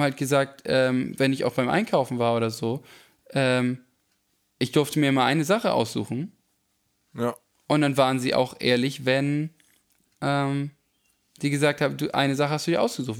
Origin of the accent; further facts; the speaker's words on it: Schleswig-Holstein, Germany; nach ähm, Schleswig-Holstein, je nach Selk. Hm mhm. Äh, wo ich aufgewachsen bin